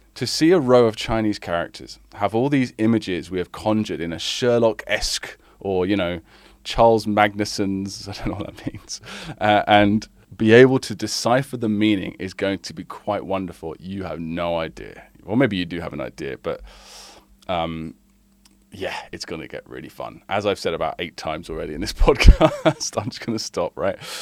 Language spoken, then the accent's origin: English; United Kingdom; now in China; I live in China and I'm British